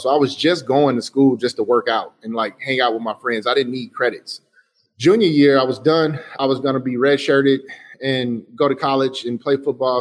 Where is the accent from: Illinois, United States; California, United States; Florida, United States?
Illinois, United States; Chicago; I say I'm from Chicago